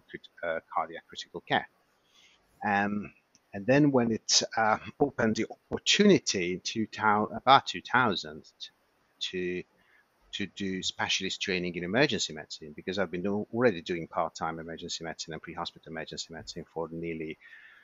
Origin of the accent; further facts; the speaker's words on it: Hungary; moved away; I was born and raised in Hungary, and I trained as a doctor, obviously there.